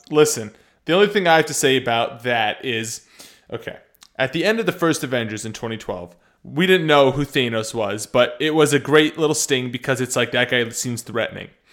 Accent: United States; I'm American

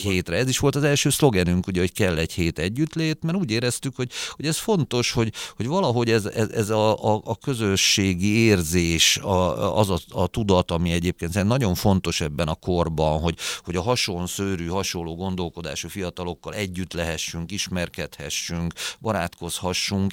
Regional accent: Budapest, Hungary; also born or lived in Gödöllő; Először Gödöllön laktunk évekig a családunkkal, aztán amikor elváltak a szüleim, akkor Budapestre költöztünk, mert Budapesten születtem.

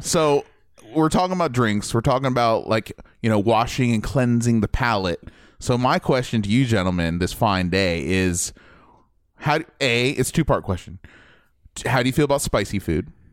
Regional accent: Midwest, Ohio, United States; moved away; I'm from the Midwest originally

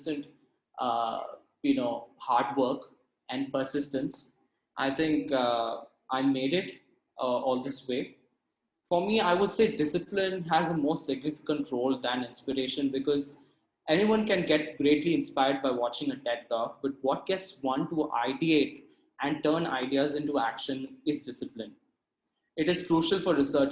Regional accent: Hosur, Tamil Nadu, India; I'm from Hosur, which is about an hour or two from Bangalore

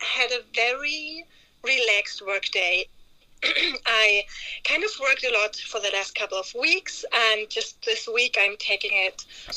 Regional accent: Germany; moved away as an adult; now in France; I'm originally from Germany and now living in France

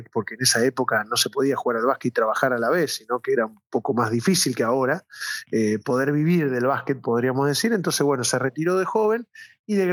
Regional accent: Gálvez, Santa Fe, Argentina; born there; yo nací en Galvez, soy hijo de un trabajador de toda la vida desde Sancor

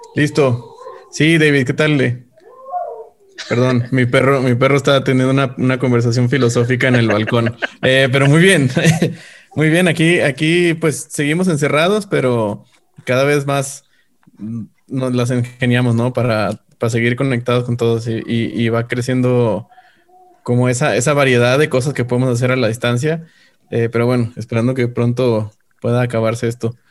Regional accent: northern Mexico, Mexico; de donde yo soy del, norte de México

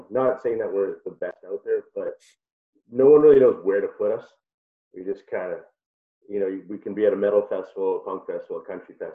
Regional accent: Prince Albert, Saskatchewan, Canada; actually from Prince Albert.

